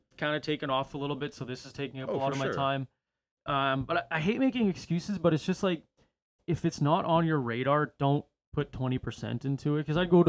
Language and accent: English; Canada; no, we're from Canada.